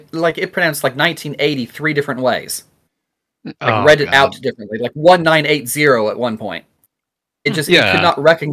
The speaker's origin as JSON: {"language": "English", "region": "Oklahoma", "country": "United States", "tie": "born or raised there", "said": "this video was about my home state."}